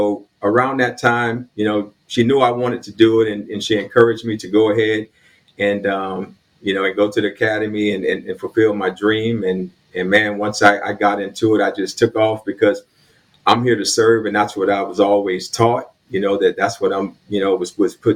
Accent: Riviera Beach, Florida, United States; also born or lived in Mississippi / Savannah, Georgia; I am a native of Palm Beach County. I was born in Palm Beach Gardens, the city of Palm Beach Gardens, which is just north of Delray Beach. And I grew up mostly in West Palm Beach, but most of my years I spent in Riviera Beach is where I grew up

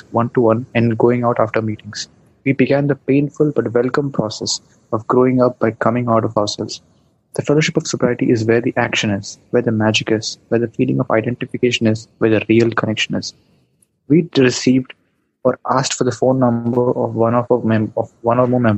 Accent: India; I'm from India.

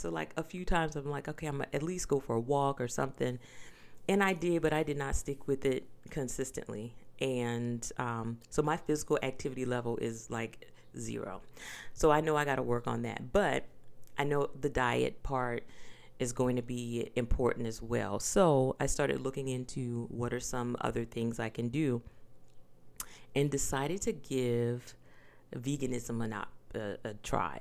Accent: the South, United States; I am from the South. I grew up on pork

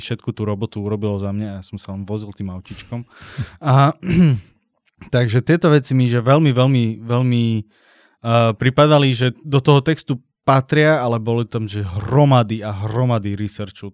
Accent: Slovakia; u nás doma na Slovensku

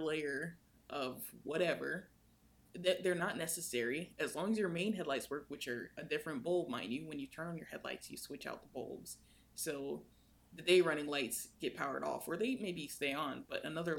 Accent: United States; I'm American

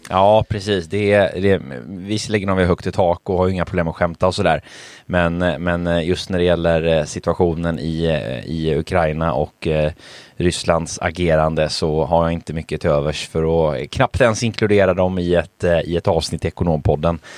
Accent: Sweden; Jag är ju född i Sverige, min mamma är ju från Polen.

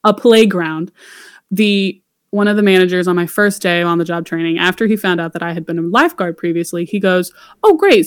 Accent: Louisiana, United States; moved away; I'm from Louisiana originally

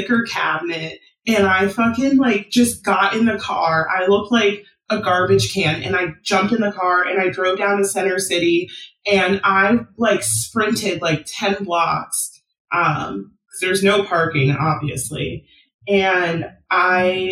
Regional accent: San Diego, California, United States; now in Philadelphia, United States; I'm from San Diego

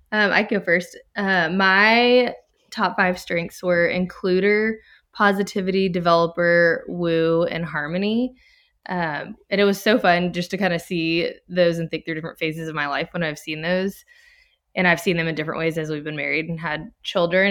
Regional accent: Baton Rouge, Louisiana, United States; moved away as an adult; now in Texas, United States; I'm originally from Baton Rouge, Louisiana, but I moved to Texas ten years ago

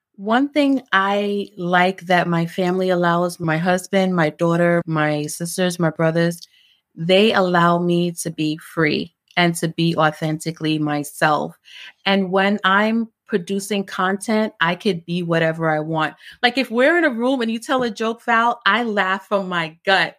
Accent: New York City, New York, United States; also born or lived in Jamaica; I migrated to New York when I was, like, four or five with my grandmother. So my grandmother raised me. And, um, grew up in East New York, Brooklyn

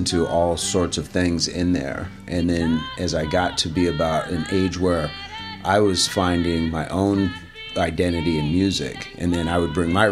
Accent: Michigan, United States; also born or lived in Tennessee; when I was very small, we moved from Tennessee to Michigan.

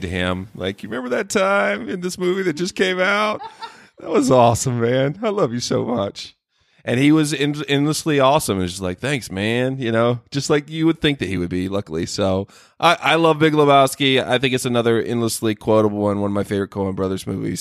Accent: North Carolina, United States; accent: Southern; moved away; also born or lived in Southern California; I grew up in North Carolina

